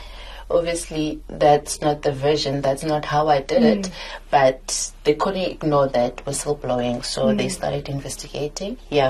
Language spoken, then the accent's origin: English; Sasolburg, Free State, South Africa; also born or lived in Welkom; I was born in Welkom, and I grew up in Sasolburg.